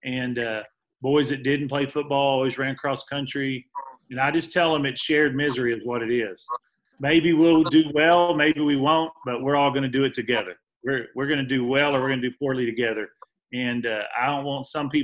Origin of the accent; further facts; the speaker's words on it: Iraan, Texas, United States; I am familiar with the real West Texas. I grew up in Ira Ann